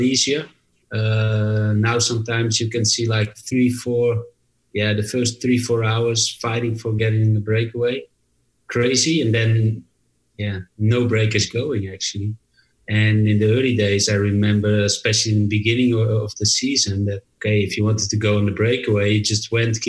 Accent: Netherlands; English is a second language; growing up in Holland, where you have to study like all the foreign languages because nobody speaks Dutch.

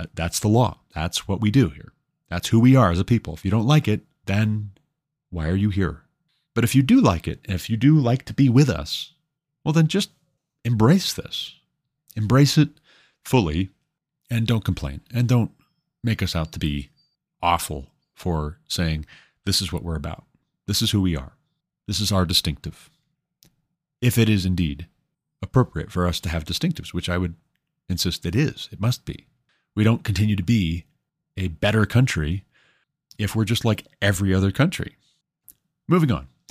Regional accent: United States; I'm an American

